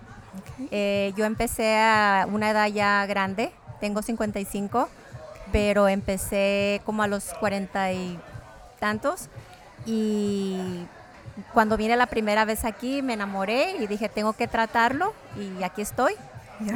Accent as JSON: {"language": "English", "town": "El Paso", "region": "Texas", "country": "United States", "said": "I'm from El Paso, Texas."}